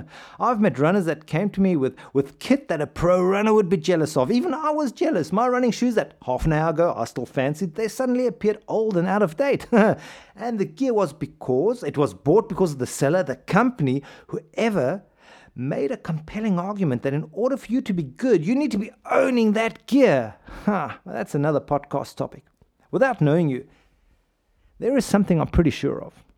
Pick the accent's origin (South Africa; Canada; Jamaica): South Africa; South Africa, my home country